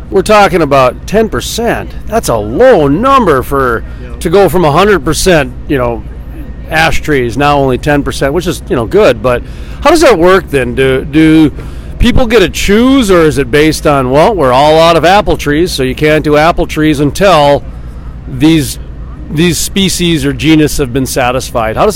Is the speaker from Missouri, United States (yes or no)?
yes; Missouri, United States; moved away as an adult; also born or lived in Idaho / Jamestown, North Dakota; now in Bismarck, United States; I'm from Missouri.